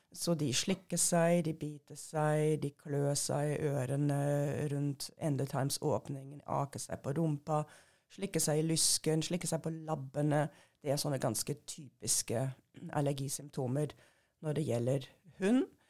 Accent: Germany; Norwegian is a second language; moved away as an adult; also born or lived in Hannover, Germany / England; now in Norway; jeg er født og oppvokst i Tyskland

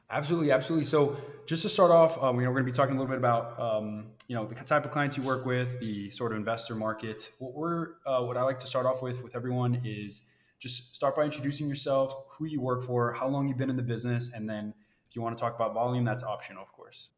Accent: Florida, United States; now in Cleveland, United States; I'm from Florida

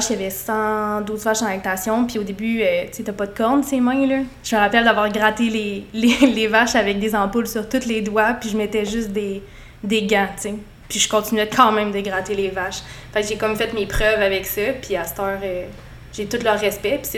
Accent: Quebec City, Quebec, Canada; moved away as an adult; also born or lived in St-Maurice, Quebec; now in Saint-Maurice, Canada; je viens de Québec.

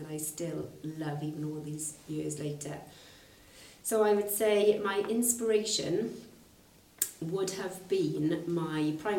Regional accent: Aberdeen, Scotland, United Kingdom; I grew up in Aberdeen, where sport, particularly rugby, was really fundamental to people who lived there

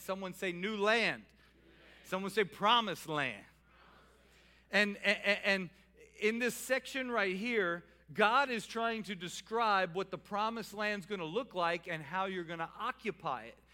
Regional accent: New Orleans, Louisiana, United States; now in Salisbury, United States; I'm from New Orleans

